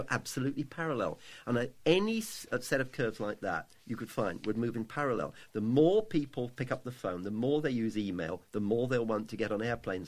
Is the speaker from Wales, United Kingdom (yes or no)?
no; London, United Kingdom; Well, I actually